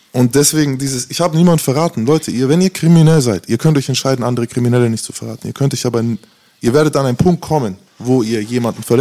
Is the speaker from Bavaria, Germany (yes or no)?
yes; Nuremberg, Bavaria, Germany; bin aufgewachsen in Nürnberg, wo du Feinde hattest.